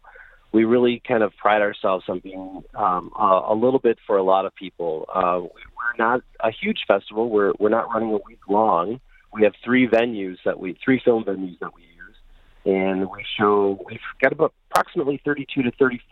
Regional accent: Bay City, Michigan, United States; I grew up in Bay City, and I have heard of Bablo Island as a kid

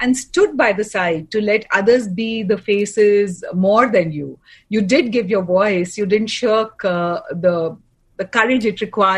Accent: Kolkata, West Bengal, India; I'm from India, from Calcutta

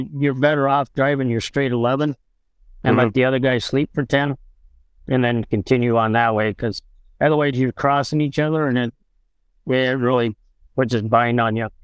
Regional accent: Wisconsin, United States; also born or lived in Nebraska; I was born in Nebraska. And I was 6 months old and we moved to Wisconsin. I've been in Wisconsin ever since

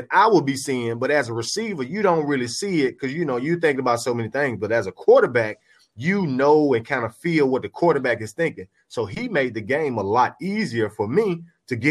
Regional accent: Memphis, Tennessee, United States; moved away; I'm 2 hours from my hometown up in Memphis.

